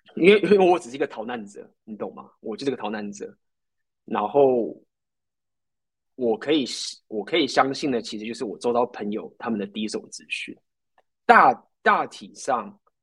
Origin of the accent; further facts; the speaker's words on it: Taiwan; moved away as an adult; also born or lived in Ukraine; 那台湾人，我就是台湾人